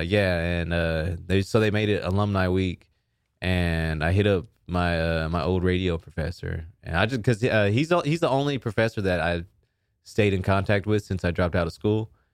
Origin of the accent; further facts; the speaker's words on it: Sherman, Texas, United States; I'm from Sherman, Texas